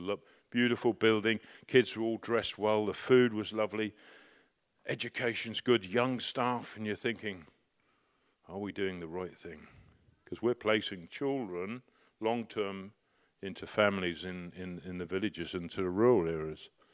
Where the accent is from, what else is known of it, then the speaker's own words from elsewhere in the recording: United Kingdom; also born or lived in Shanghai; I'm more Chinese than I am British